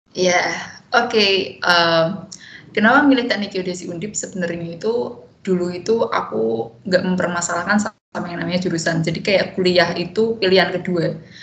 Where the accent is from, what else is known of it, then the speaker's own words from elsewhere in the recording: Semarang, Central Java, Indonesia; domisili di Semarang dan menghabiskan 22 tahun di Semarang juga jadi SD SMP SMA